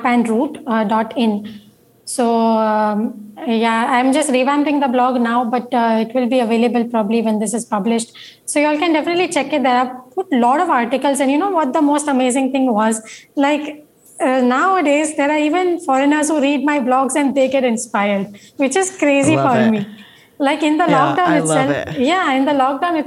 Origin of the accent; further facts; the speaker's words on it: Mumbai, Maharashtra, India; I'm coming from India, no Bombay. So I am not used to those climates